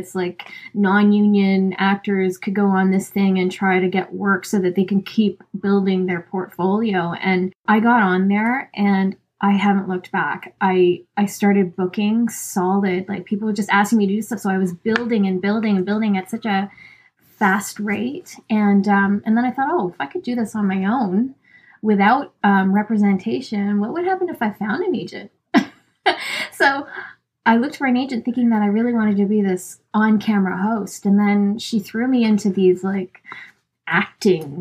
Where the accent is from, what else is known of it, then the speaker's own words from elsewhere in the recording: Canada; I'm Filipina and I'm from Canada